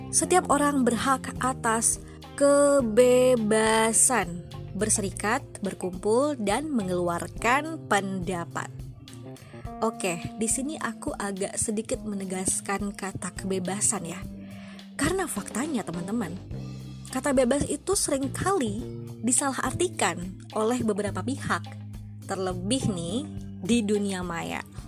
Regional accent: Bengkulu, Indonesia; asalku dari Bengkulu

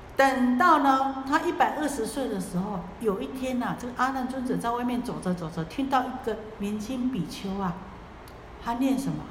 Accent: Taiwan

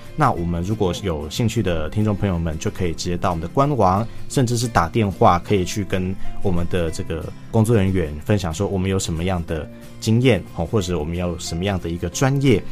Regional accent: Taiwan; 我们台湾人

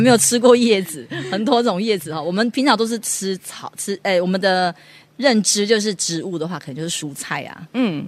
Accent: Taichung, Taiwan; moved away as an adult; now in Hualien, Taiwan; 我是从台中来的，嗯。一个民歌手

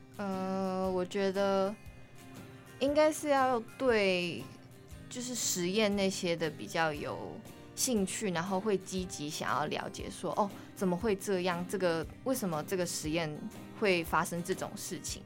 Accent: Taiwan; first language English (one of her native languages); also born or lived in Netherlands; 我是，就是在荷兰出生，然后我是读那边的国际学校，所以就是大概十岁才回台湾

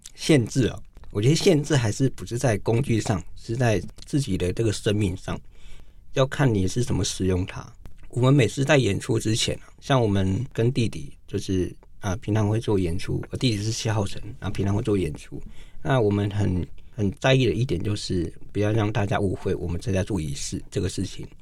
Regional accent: cities of northern Taiwan, Taiwan; also born or lived in Wanrong Township, Hualien County (Truku people); 我们是住在北部都市长大的

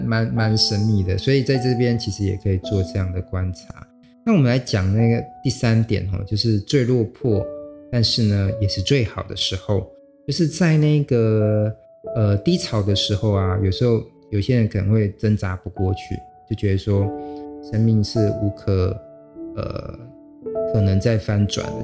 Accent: Xinzhuang, New Taipei, Taiwan; 因为我老家就在新庄嘛

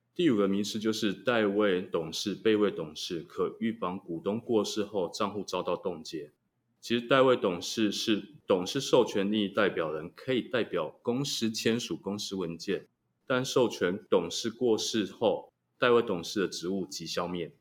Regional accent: Taiwan; 我们台湾人民

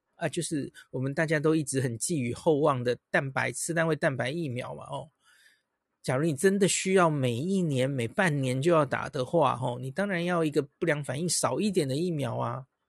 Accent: Taiwan; 我们台湾人很在乎

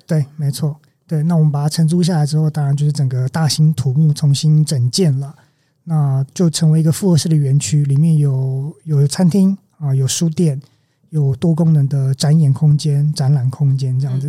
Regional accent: Taichung, Taiwan; also born or lived in Kaohsiung; 我在这里长大，当然我有对它有一定的熟悉程度

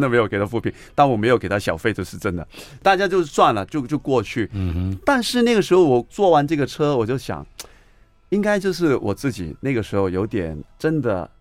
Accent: Hong Kong; accent: Hong Kong; first language Cantonese; Chinese is a second language; moved away as an adult; now in Taiwan; 我也是从香港来的

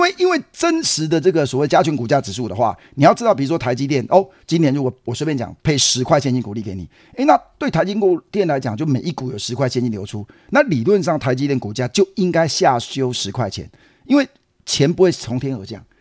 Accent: Taiwan; 我们在台湾录音，我们是台湾人

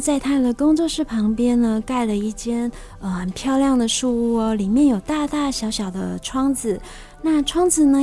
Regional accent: Laomei, North Coast, New Taipei, Taiwan; 我读北海岸一个很乡下的一个学，小学。哦。嗯，就是大家都知道老梅国小嘛， 就是有绿石槽那里

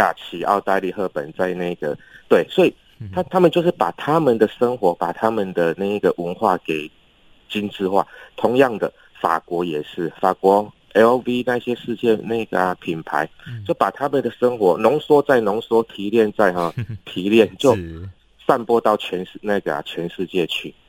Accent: Taiwan; 甚至我们在台湾，

